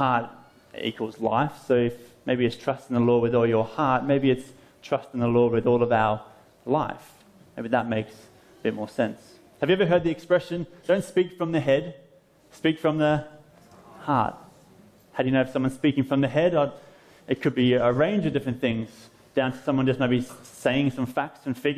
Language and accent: English; Phillip Island, Victoria, Australia; my hometown, Phillip Island, about an hour south of Melbourne in Australia